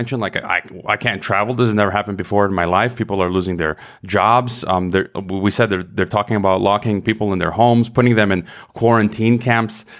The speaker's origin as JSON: {"language": "English", "country": "United States", "moved": "as an adult", "lives_now": "Mexico", "said": "my home country of the U S"}